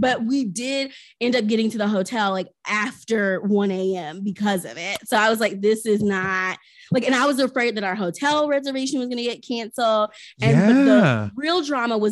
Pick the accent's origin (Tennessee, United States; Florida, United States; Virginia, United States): Tennessee, United States; Chattanooga; moved away; Chattanooga, my hometown